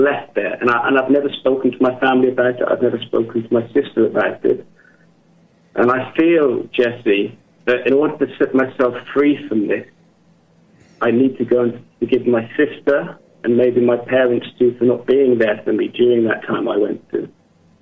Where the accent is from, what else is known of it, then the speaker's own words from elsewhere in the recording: England, United Kingdom; now in Germany; I'm from England, but I live and work in Germany